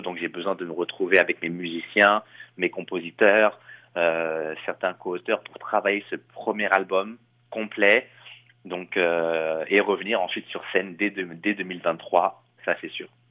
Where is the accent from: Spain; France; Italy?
France; Chelles, Île-de-France; moved away as an adult; now in Montreal, Canada; je viens de Shell, donc euh, euh, c'est une ville qui est à côté de Disneyland Paris